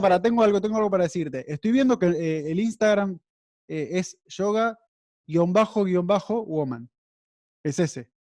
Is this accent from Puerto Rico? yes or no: no; Argentina; now in Miami, United States; Yo soy argentino